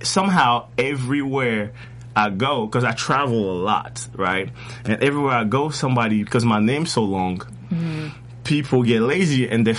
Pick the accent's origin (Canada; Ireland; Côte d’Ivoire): Côte d’Ivoire; also born or lived in Paris, France; now in United States; I'm originally from the Ivory Coast in West Africa. Mm-hmm. Born and raised.